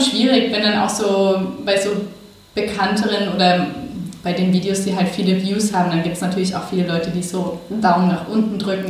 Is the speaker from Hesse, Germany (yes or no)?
no; Bavaria, Germany; moved away as an adult; also born or lived in Munich; now in Berlin, Germany; ich bin aufgewachsen in Bayern